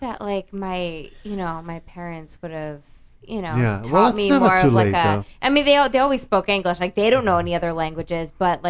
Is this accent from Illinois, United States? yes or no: yes; Chicago, Illinois, United States; moved away; I'm originally from Chicago.